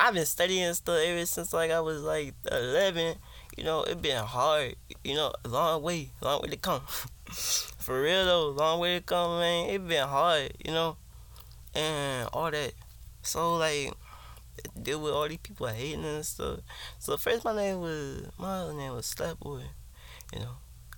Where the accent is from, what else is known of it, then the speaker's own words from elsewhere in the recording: Virginia, United States; I'm from Virginia. I'm 15.